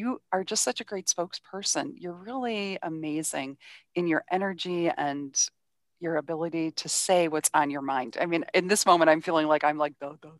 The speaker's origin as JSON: {"language": "English", "town": "Cleveland", "region": "Ohio", "country": "United States", "said": "I'm actually from Cleveland"}